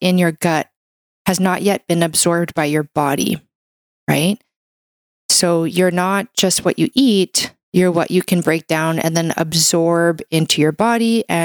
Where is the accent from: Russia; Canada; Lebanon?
Canada; I'm a Canadian medical doctor